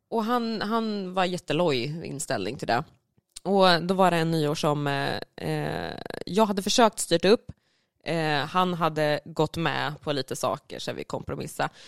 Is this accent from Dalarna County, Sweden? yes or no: no; Karlskoga, Örebro County, Sweden; Och jag är från